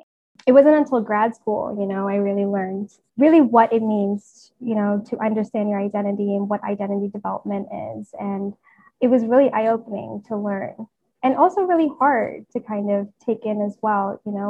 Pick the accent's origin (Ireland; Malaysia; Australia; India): India; now in United States; growing up in India where it's predominantly homogenous, it was really interesting to come to America